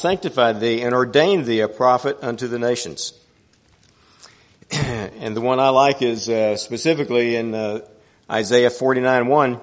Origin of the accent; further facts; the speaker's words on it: Houston, Texas, United States; I grew up here in Houston, went to Waltrip High School, grew up in the Oak Forest area off of 610-290